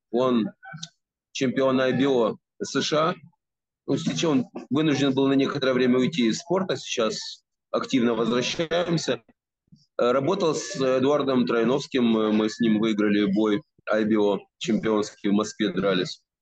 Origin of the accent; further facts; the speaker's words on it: Kyiv, Ukraine; я киевлянин и, э, соответственно, жил и работал в Киеве.